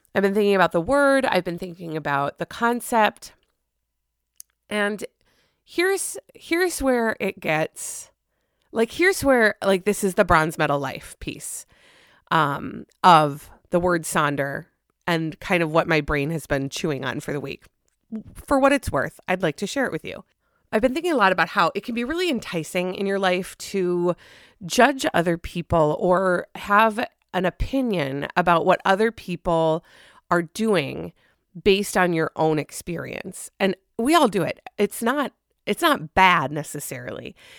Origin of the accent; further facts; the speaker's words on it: Minnesota, United States; as a Minnesotan